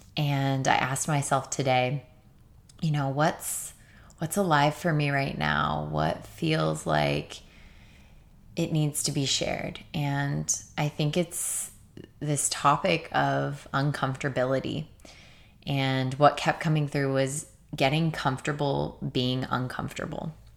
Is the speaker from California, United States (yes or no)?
yes; Torrance, California, United States; now I'm living with one of my best friends in my hometown in Torrance